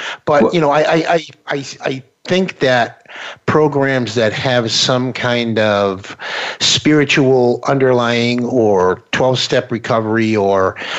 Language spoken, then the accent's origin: English; Boston, Massachusetts, United States; now in Florida, United States; I'm originally from the Boston area, and I live in Florida now.